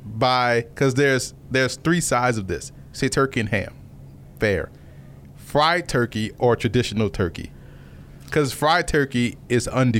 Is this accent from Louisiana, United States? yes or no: yes; New Orleans, Louisiana, United States; moved away as an adult; I'm from New Orleans.